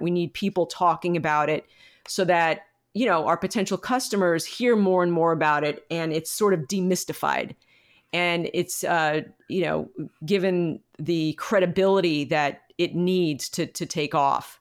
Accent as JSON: {"language": "English", "country": "United States", "said": "as a American community"}